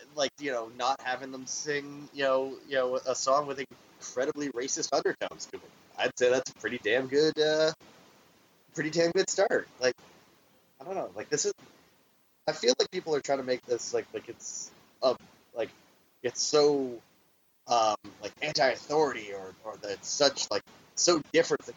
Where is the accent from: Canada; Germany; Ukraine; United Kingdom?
Canada; I'm I'm the Canadian